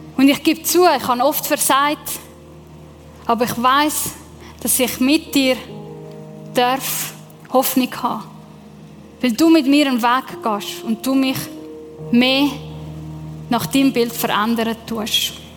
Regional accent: Lake Zurich, Switzerland; ja, ich bin im Zürichsee aufgewachsen, aber meine Eltern kommen von Sizilien

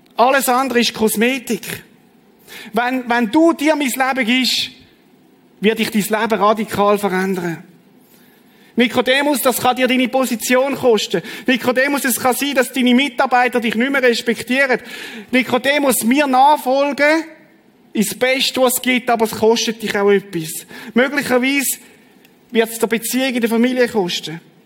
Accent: Schaffhausen, Switzerland; ich bin im Kanton Schaffhausen aufgewachsen

